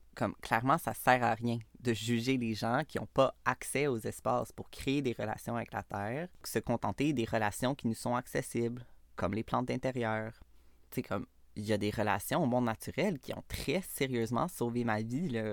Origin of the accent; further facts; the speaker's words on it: Montreal, Quebec, Canada; je suis née à Montréal, d'une famille blanche, américaine, de classe moyenne